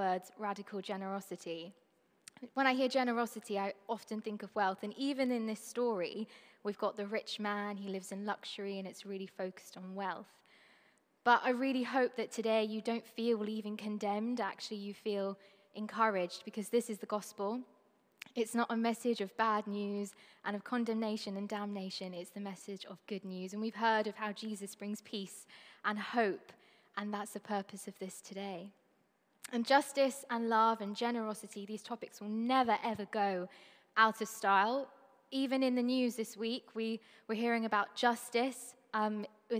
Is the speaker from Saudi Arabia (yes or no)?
no; Trinidad & Tobago; I'm from Trinidad and Tobago, which is a really small Caribbean island. It's the most southern of them all. That's where I call home.